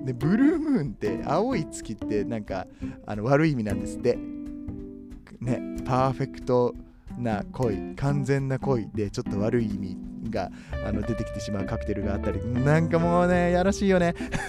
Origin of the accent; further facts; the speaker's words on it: Kobe, Hyogo, Japan; 僕は神戸の人間なんで